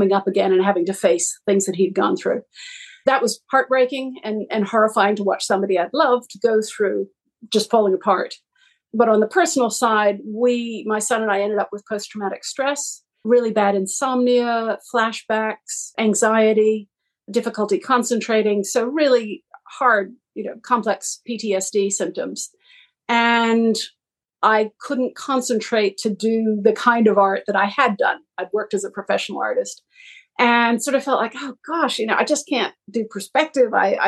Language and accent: English; Massachusetts, United States; moved away as an adult; now in Australia; I'm from Massachusetts, but have lived in Australia for the last 30 years